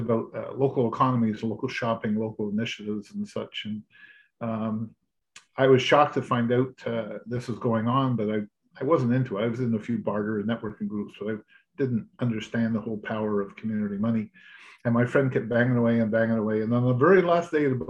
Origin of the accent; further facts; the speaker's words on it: Quebec, Canada; moved away as an adult; now in Ontario, Canada; I was born and raised in Quebec, and I came to Ontario to get an education, met my wife-to-be, and never went back to Quebec